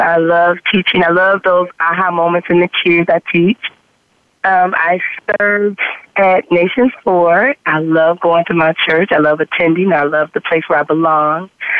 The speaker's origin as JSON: {"language": "English", "town": "Niagara Falls", "region": "New York", "country": "United States", "moved": "yes", "lives_now": "Charlotte, United States", "said": "I am originally from Niagara Falls, New York. I've been in Charlotte since 2006."}